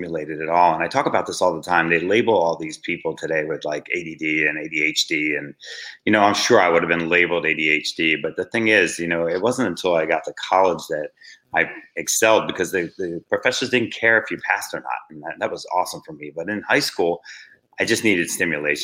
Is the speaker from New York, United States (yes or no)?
no; Wildwood Crest, New Jersey, United States; I grew up in a small town in Jersey on the shore. It was called Wildwood Crest